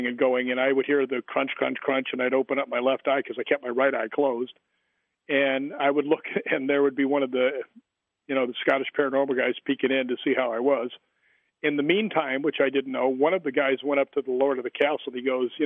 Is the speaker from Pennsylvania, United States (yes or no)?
no; Chicago, Illinois, United States; because I grew up in Chicago